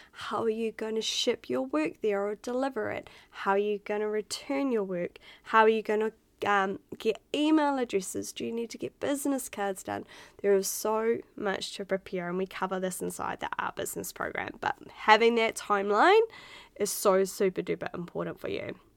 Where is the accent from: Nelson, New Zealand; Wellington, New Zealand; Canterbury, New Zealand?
Wellington, New Zealand; Otaki; moved away as an adult; now in Australia; I was from Otaki back in New Zealand. We had like what 4,000 people in our hometown